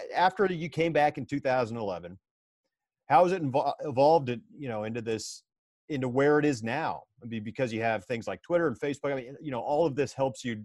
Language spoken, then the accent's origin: English; East Bay, California, United States; growing up in the East Bay